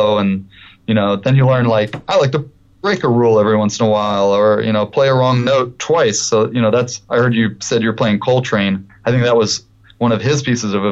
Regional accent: Detroit, Michigan, United States; I grew up in Detroit

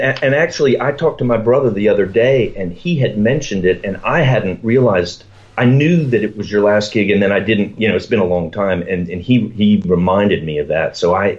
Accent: Charlotte, North Carolina, United States; moved away; I grew up in Charlotte and in North Carolina.

